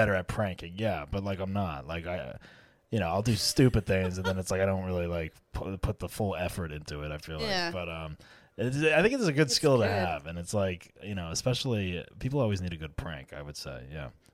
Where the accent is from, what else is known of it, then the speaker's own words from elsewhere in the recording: New Jersey, United States; I'm from Jersey and also Italian